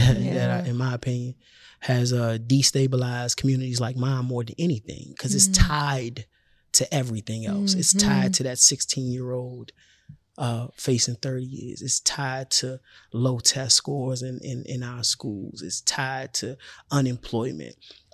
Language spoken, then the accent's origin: English; Washington, District of Columbia, United States; I'm from Washington, D.C.